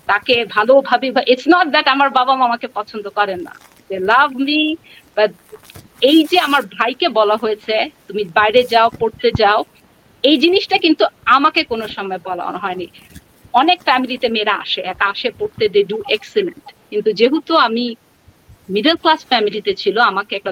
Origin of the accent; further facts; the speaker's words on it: Bangladesh; আমি ঢাকা ইউনিভার্সিটি থেকে বাংলাদেশ থেকে এসেছি দু সপ্তাহ আগে আমার আন্ডারগ্রাড কমপ্লিট করেছি